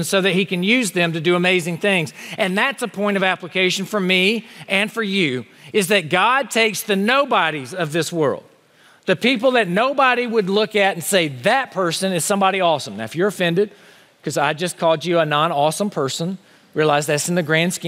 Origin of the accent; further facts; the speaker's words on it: Honea Path, South Carolina, United States; moved away; my hometown of Honey Pass, South Carolina.